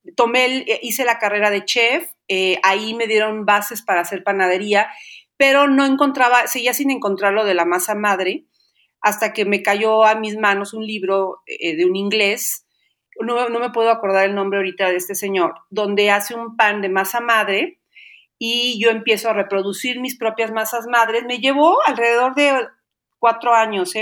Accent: Xalapa, Veracruz, Mexico; soy de Jalapa, Veracruz

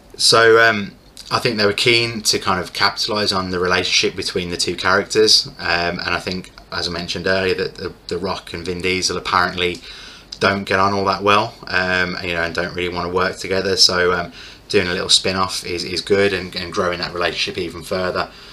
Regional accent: United Kingdom; as a Brit

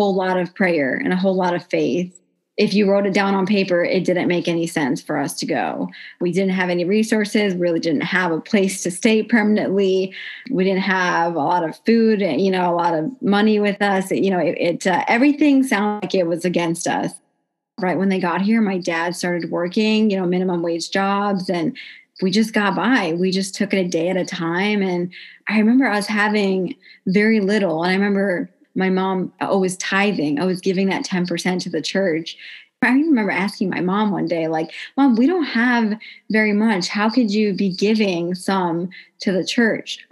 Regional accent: Carmel, Indiana, United States; I'm from Carmel, Indiana

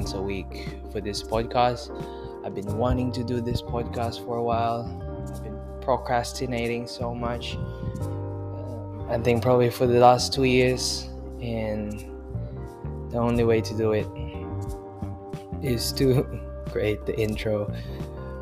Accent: Philippines; now in Melbourne, Australia; I am currently residing in Australia, Melbourne, Australia. I'm originally from the Philippines

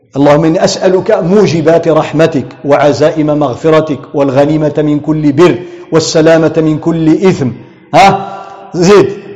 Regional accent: Tangier, Tanger-Tetouan-Al Hoceima, Morocco; عندنا في طنجة

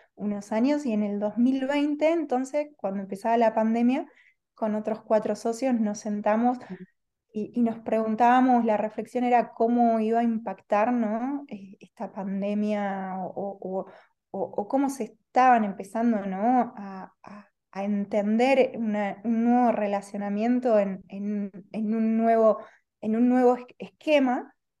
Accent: Argentina; moved away as an adult; now in Spain; soy argentina, hace dos años estoy aquí en, eh, en España

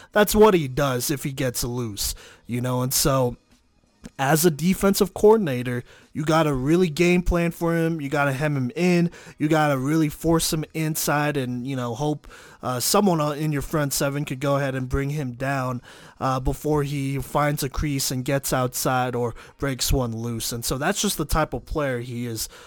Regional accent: Texas, United States; I'm, I'm from Texas

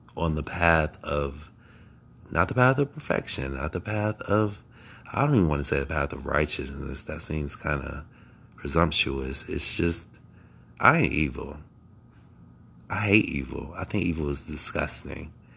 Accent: Akron, Ohio, United States; I was born in Akron, Ohio. Born and raised

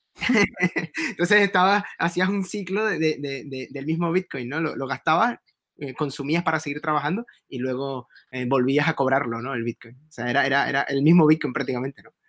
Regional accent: Venezuela; moved away as an adult; also born or lived in Spain; yo me fui de Venezuela entre el 2004-2005

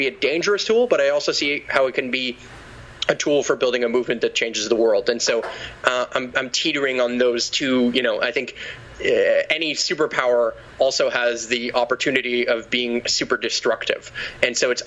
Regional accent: Quebec, Canada; I'm from Quebec.

